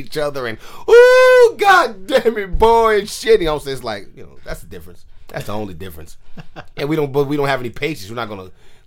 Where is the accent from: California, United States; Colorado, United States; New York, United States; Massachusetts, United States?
California, United States; San Francisco; I'm born and raised in San Francisco